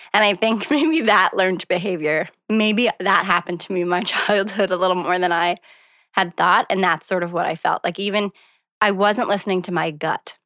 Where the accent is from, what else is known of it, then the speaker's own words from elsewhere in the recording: Montague, Prince Edward Island, Canada; moved away as an adult; also born or lived in Charlottetown / Victoria, British Columbia / Saint John, New Brunswick; I grew up outside of Montague, Prince Edward Island